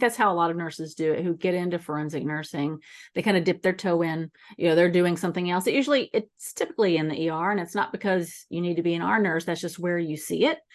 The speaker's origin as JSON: {"language": "English", "region": "Texas", "country": "United States", "tie": "born or raised there", "also_born_or_lived": "East Coast", "moved": "yes", "lives_now": "San Diego, United States", "said": "I grew up in Texas, but I spent a lot of time on the East Coast"}